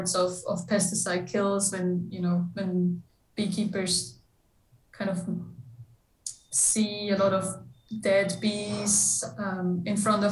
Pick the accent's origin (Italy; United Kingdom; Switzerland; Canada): Switzerland; moved away as an adult; now in United States; I'm originally from Switzerland, so I'm European